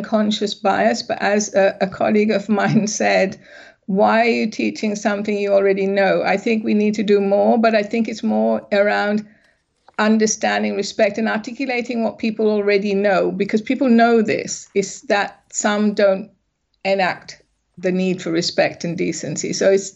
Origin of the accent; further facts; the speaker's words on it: England, United Kingdom; also born or lived in Sri Lanka; I'm originally from Sri Lanka, but I grew up in England.